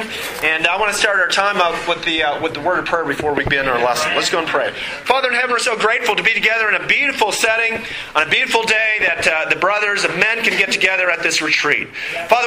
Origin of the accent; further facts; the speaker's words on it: Minnesota, United States; also born or lived in Montana; when I was five, when we moved to Minnesota from Montana